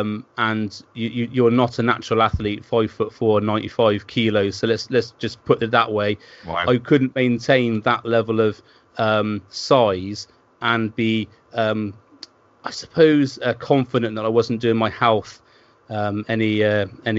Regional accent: Worcester, West Midlands, United Kingdom; now in Bristol, United Kingdom; I live in Bristol now, and I grew up in Worcester.

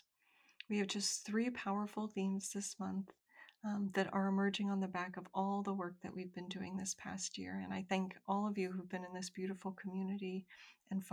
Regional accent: United States; I'm an American woman

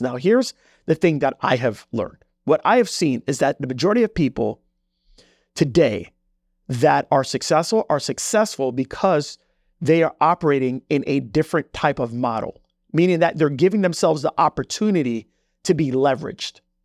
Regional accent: Jamaica; moved away; I come from Jamaica. Like, I'm, I'm not even from this country

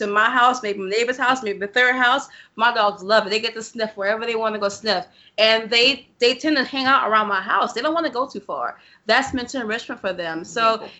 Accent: New Orleans, Louisiana, United States; we are from New Orleans, and there are some questionable neighborhoods over here

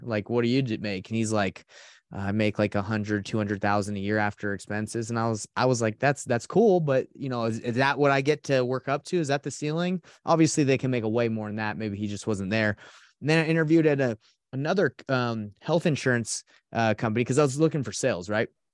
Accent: Atlanta, Georgia, United States; also born or lived in Portland, Oregon; now in Salt Lake City, United States; I grew up in Atlanta, Georgia

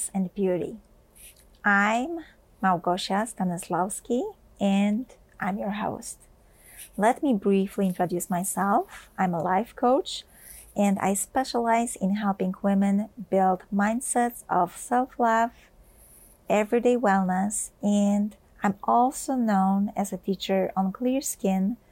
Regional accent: Poland; I grew up in Poland

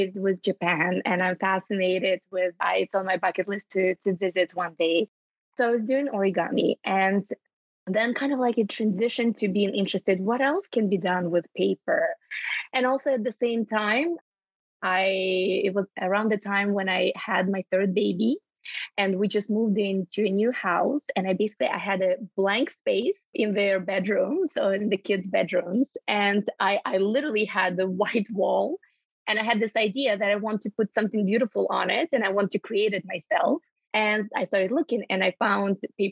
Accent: Ukraine; moved away as an adult; now in Canada; I was born and raised in Ukraine, and I'm Canadian at heart. I've been calling it home for over 10 years

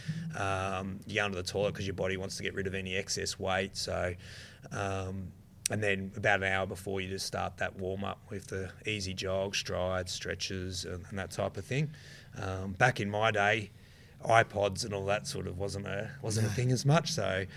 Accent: Australia; being an Australian

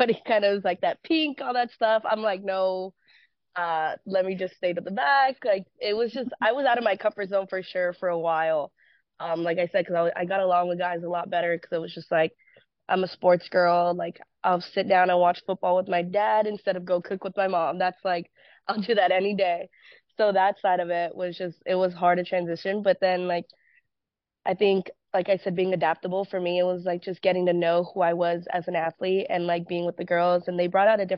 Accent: California, United States; moved away as an adult; also born or lived in Florida; Born and raised in California

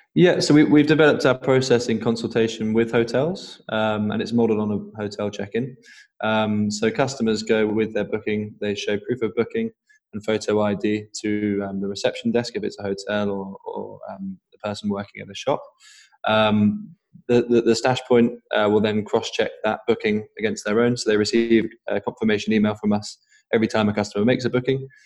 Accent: Norwich, East of England, United Kingdom; I'm from Norwich originally

